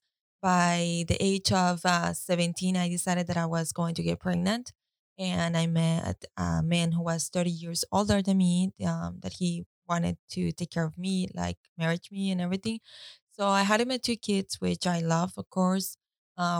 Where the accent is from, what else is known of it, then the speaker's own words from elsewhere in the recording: Costa Rica; I was born and raised in Costa Rica.